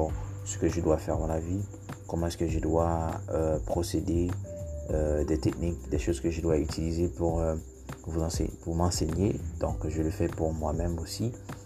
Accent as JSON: {"language": "English", "country": "Haiti", "first_language": "Haitian Creole", "second_language": "English", "said": "I'm from Haiti"}